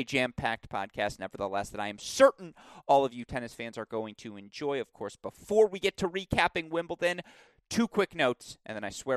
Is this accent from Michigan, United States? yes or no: yes; Bloomfield Hills, Michigan, United States; here in my hometown